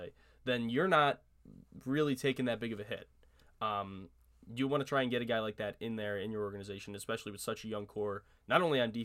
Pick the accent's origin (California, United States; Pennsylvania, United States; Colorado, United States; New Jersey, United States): Pennsylvania, United States; Scranton; my hometown, Scranton, Pennsylvania.